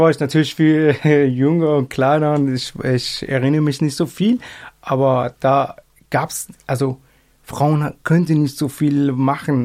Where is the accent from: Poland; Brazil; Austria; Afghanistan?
Afghanistan; German is a second language; moved away as an adult; now in Germany; ich bin auch, äh, gebürtiger Afghaner